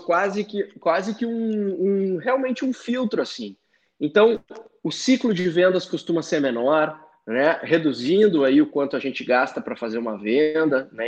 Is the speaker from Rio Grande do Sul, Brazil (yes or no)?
yes; Porto Alegre, Rio Grande do Sul, Brazil; moved away as an adult; also born or lived in Florianópolis; now in São Paulo, Brazil; Eu sou gaúcho de Porto Alegre, morei cinco anos em Floripa, agora que eu tô aqui em São Paulo